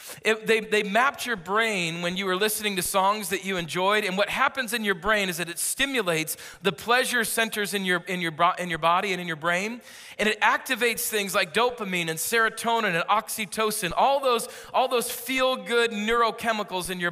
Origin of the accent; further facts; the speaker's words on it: California, United States; I am from California. I'm not moving here